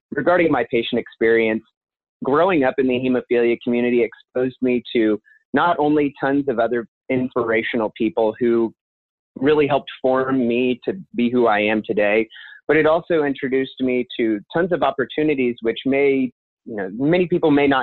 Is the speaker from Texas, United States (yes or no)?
no; Belton, Missouri, United States; also born or lived in Kansas City, Missouri; I grew up in Belton, Missouri, about 20 minutes south of here